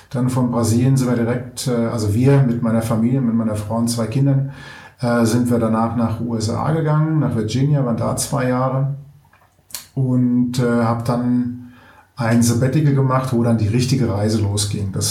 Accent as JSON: {"language": "German", "country": "Germany", "said": "Ich komme ursprünglich aus, äh, ähm, aus der Gegend Mainz-Wiesbaden"}